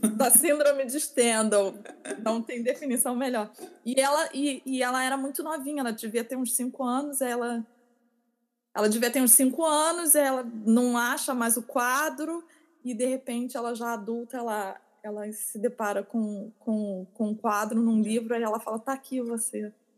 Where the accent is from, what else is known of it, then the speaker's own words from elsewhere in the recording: Rio de Janeiro, Brazil; moved away; Eu, eu, eu cresci na Zona Sul